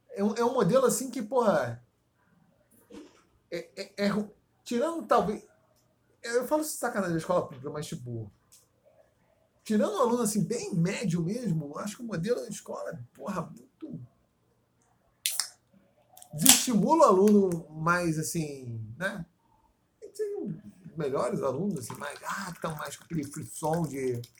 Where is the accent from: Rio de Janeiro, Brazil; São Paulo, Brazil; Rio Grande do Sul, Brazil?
Rio de Janeiro, Brazil; Paracambi; born there; Eu nasci em Paracambi, que é meio, porra, já quase Bolívia, né?